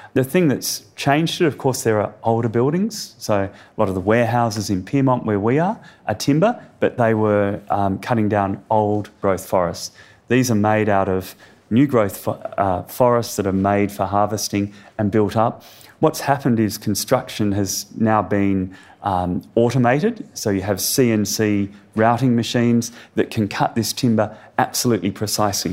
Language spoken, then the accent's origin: English; Perth, Western Australia, Australia; I grew up in Perth.